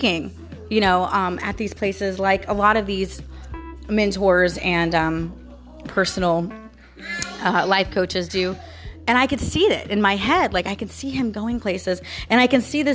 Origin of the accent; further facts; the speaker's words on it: Florida, United States; also born or lived in St. Petersburg, Florida / Orlando, Florida; I was born and raised here in Florida